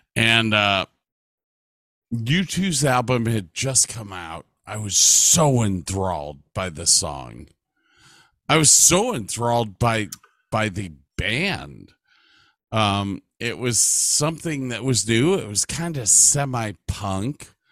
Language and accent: English; Medina, United States; growing up in Medina